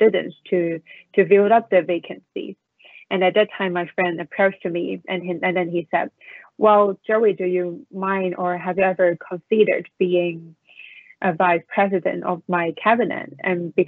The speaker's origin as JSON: {"language": "English", "country": "Hong Kong", "tie": "born or raised there", "also_born_or_lived": "United States / Beijing, China", "moved": "as an adult", "lives_now": "Washington, D.C., United States", "said": "So I was born in the United States and I moved to Hong Kong when I was 7 years old"}